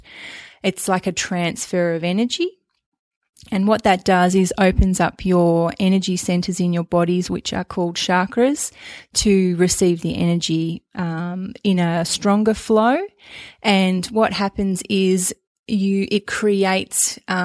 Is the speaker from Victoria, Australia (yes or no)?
yes; Melbourne, Victoria, Australia; also born or lived in Queensland; I'm from Melbourne originally.